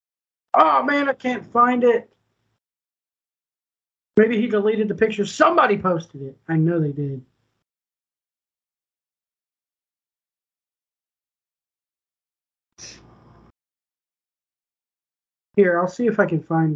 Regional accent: Richmond, Virginia, United States; I grew up there. I grew up in Richmond

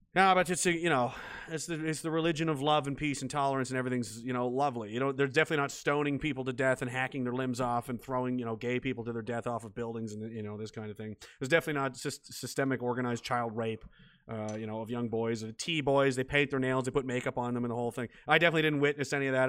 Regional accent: Canada; I was an American in a Canadian body

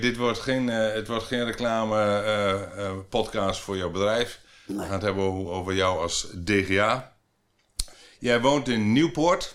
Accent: Flevoland, Netherlands; ik kom uit de Flevopolder

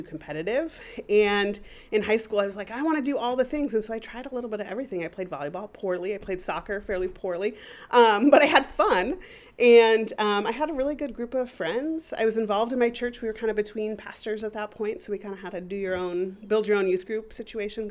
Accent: Walnut Creek, California, United States; moved away as an adult; also born or lived in Tacoma, Washington / Seattle, Washington; I was born in Walnut Creek, California, near Berkeley.

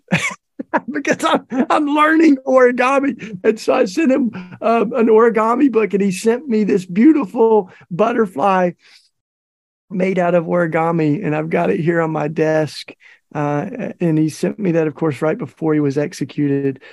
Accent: Tennessee, United States; in Tennessee, my home state

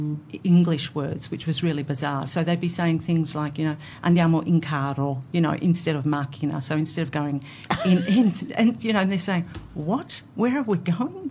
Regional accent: Australia; growing up as recently arrived migrants, even though we were born here.

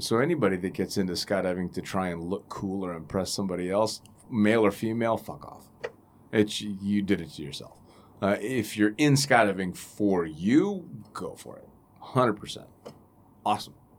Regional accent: Northern California, United States; moved away as an adult; also born or lived in Middle East; my home state and my, the best part of the state, NorCal

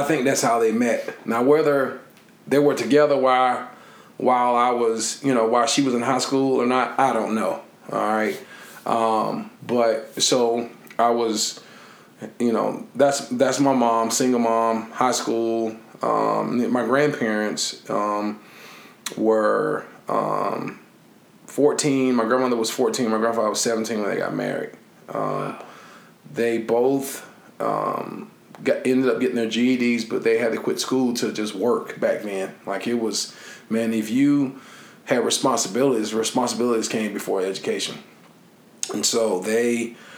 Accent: Lyons, Georgia, United States; moved away; I'm from Lyons, Georgia

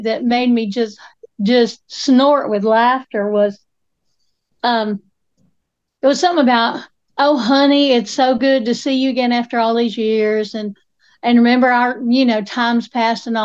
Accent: Appalachia, United States; as Appalachian women

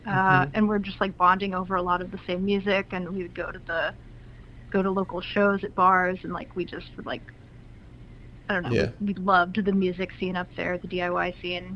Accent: United States; also born or lived in Montreal; now in Philadelphia, United States; we're both American

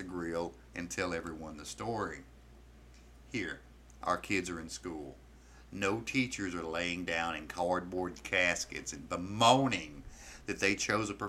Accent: the South, Southern United States, United States; I am simply an American citizen, born Southern by the grace of God

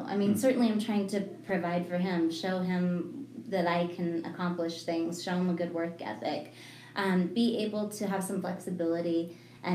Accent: Evergreen, Colorado, United States; also born or lived in Broomfield, Colorado / Boulder, Colorado / Highlands Ranch, Colorado; I am a native. I'm from Colorado, so born and raised here. I grew up in Evergreen and lived in the mountains a little bit. Actually ended up graduating in Broomfield after my family moved just within my high school career. And then I've just lived in the whole Denver area

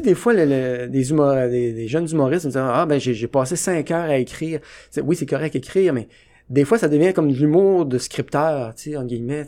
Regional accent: Trois-Pistoles, Quebec, Canada; je viens de Trois-Pistoles

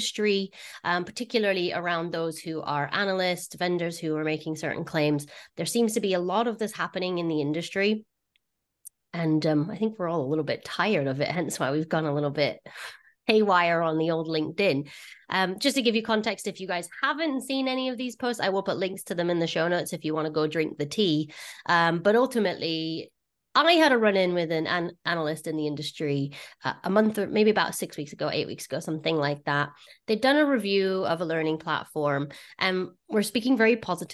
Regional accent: United States; accent: American; my American accent.

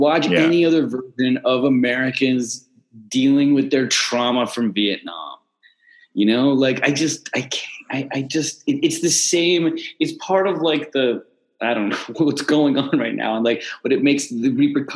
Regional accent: Canada

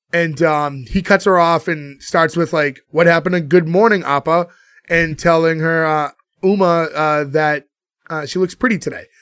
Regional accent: Boston, Massachusetts, United States; we're all from Boston.

